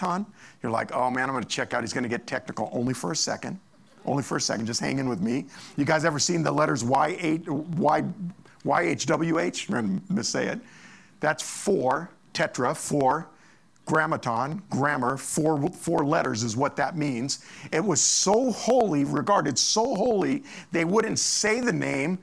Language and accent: English; Monrovia, California, United States; I grew up in Monrovia, and we used to ride our bikes over to Fish Canyon